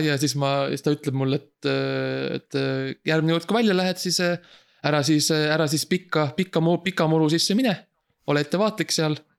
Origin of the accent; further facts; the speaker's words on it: Estonia; me oleme vabad eestlased